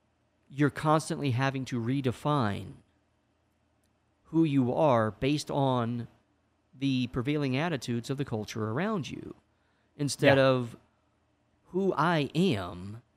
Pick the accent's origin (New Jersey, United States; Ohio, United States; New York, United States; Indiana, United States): Indiana, United States; moved away; I'm from Indiana